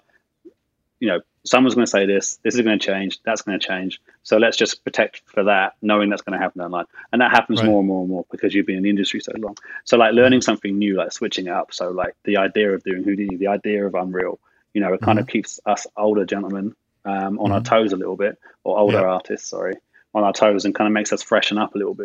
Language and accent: English; England, United Kingdom; being English and living my life in the 80s in England